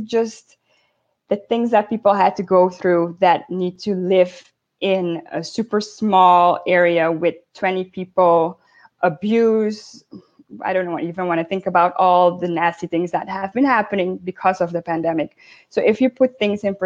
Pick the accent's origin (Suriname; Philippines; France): Suriname; moved away as an adult; also born or lived in Netherlands; now in United States; I grew up in Suriname, born in Suriname, but also had my schooling, as you said, in the Netherlands